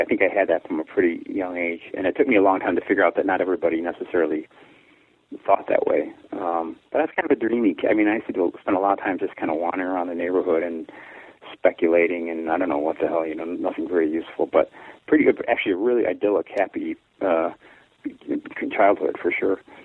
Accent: Chicago, Illinois, United States; also born or lived in Texas; I was born in Texas, and then when I was one, we moved up to, to uh, Gage Park in Chicago and lived there about six years, and then moved out to the the south side of Chicago for us

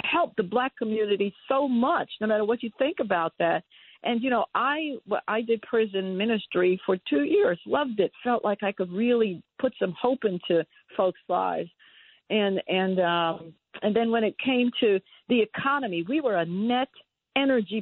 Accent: New York, United States; I was raised in New York

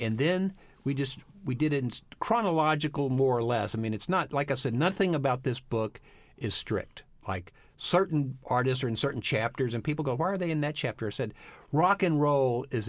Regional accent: Texas, United States; because I grew up in Texas and there were no African Americans in our school. They rode the back of the bus.

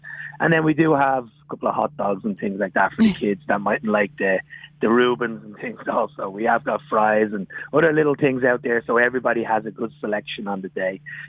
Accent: Dublin, Leinster, Ireland; moved away as an adult; now in United States; As you can tell, I have a bit of an accent. So I come from Dublin, Ireland, yes. Born and raised, but I've lived over here for 22 years.

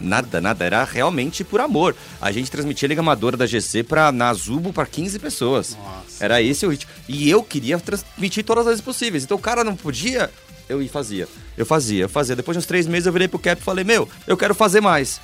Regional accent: São Paulo, Brazil; moved away; Eu, eu sou do Tatuapé, nessa época eu morava no Tatuapé.

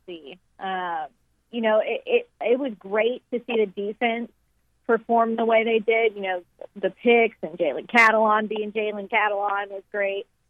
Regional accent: Texas, United States; now in Arkansas, United States; I'm from Texas

